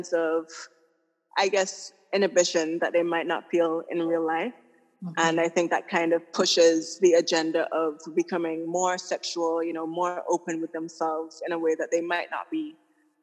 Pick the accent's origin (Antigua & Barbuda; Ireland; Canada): Antigua & Barbuda; now in Tortola, British Virgin Islands; I'm originally from Antigua, but I'm currently living in the British Virgin Islands